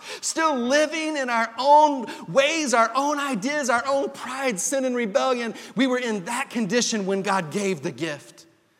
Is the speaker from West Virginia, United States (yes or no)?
no; Texas panhandle, United States; the Christmases that I would experience as a little boy growing up in the Texas panhandle. And there was one Christmas that we would go to on the family farm out near Dalhart, Texas